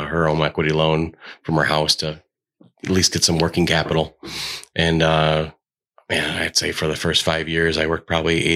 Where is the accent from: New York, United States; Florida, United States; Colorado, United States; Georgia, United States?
New York, United States; Batavia; also born or lived in Buffalo; I'm born and raised in Batavia